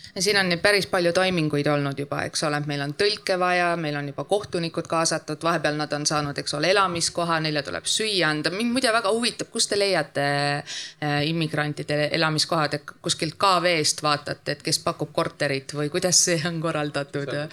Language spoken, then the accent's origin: Estonian; Piusa river area, Võru County, Estonia; sealt minu kodukandist Piusa jõest